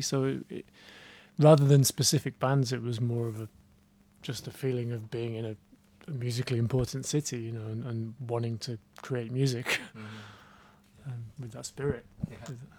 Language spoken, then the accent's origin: English; Manchester, North West England, United Kingdom; growing up in Manchester, I was listening to lots of American bands